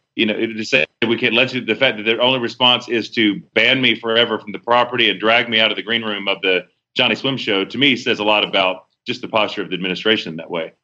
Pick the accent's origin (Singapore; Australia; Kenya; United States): United States; Charlotte, North Carolina; moved away as an adult; now in Tulsa, United States; born and raised there all my life